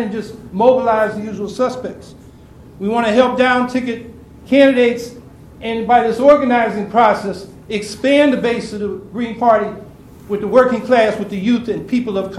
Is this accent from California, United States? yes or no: yes; San Francisco Bay Area, California, United States; now in Syracuse, United States; I came up in the San Francisco Bay Area